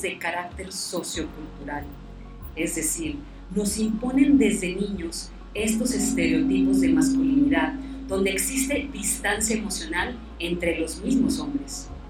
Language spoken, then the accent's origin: Spanish; Monterrey, Nuevo León, Mexico; now in Valle Hermoso, Mexico; yo soy de Monterrey